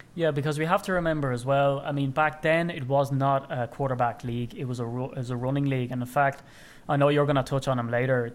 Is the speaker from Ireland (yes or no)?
yes; Ireland; as an Irishman, and I like to wax lyrical about being Irish